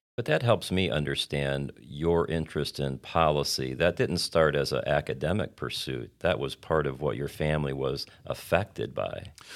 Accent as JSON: {"language": "English", "region": "Indiana", "country": "United States", "tie": "born or raised there", "said": "I grew up in Indiana"}